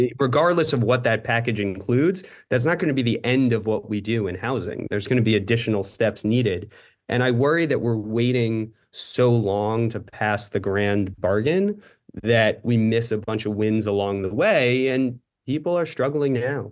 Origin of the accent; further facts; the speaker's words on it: New York City, New York, United States; I grew up in New York City